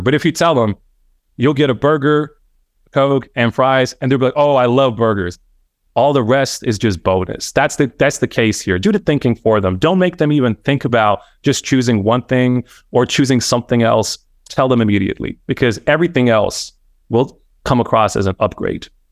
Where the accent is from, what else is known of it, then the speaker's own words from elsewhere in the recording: Bosnia & Herzegovina; I'm Bosnian born and bred